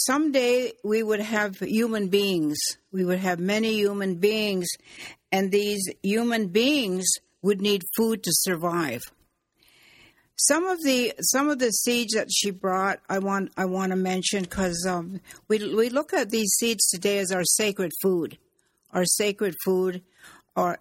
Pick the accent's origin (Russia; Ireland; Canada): Canada; Six Nations, Ontario; I'm from the Mohawk Nation, from the Turtle Clan